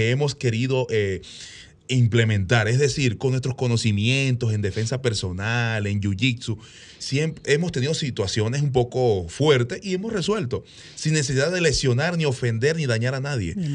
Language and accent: Spanish; Venezuela; moved away as an adult; now in Dominican Republic; mi país natal, Venezuela, donde nací